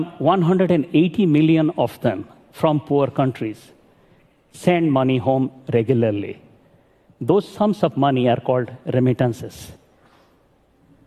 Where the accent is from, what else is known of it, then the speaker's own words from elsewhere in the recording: Sindhekela, Odisha, India; moved away as an adult; also born or lived in Sambalpur, India; now in Washington, D.C., United States; I live in Washington, D.C. But I grew up in Sindhekela, a village in Orissa in India